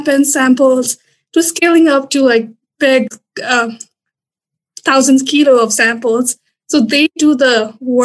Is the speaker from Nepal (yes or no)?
yes; Nepal; moved away as an adult; also born or lived in Louisiana, United States; now in Stevens Point, United States; I'm originally from Nepal